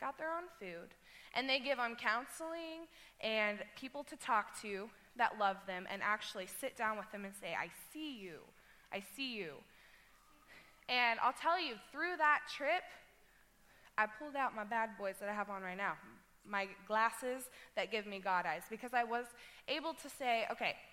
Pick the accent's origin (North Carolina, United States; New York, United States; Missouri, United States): Missouri, United States; Webb City; I'm from Webb City